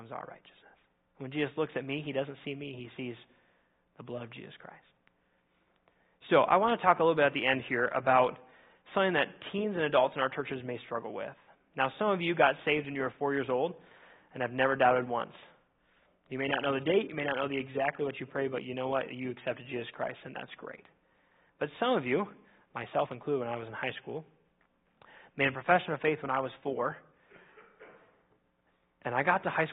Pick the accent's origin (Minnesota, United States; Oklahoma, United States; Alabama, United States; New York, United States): Minnesota, United States; now in Indiana, United States; I grew up in Minnesota.